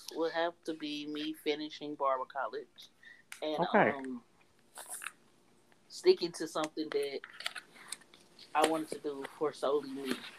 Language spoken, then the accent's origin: English; Texas, United States; we are from Texas. We're in Texas.